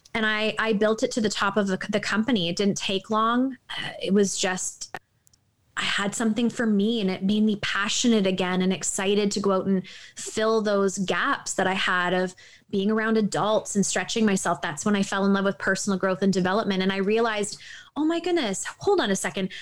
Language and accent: English; Toronto, Ontario, Canada; I'm from Toronto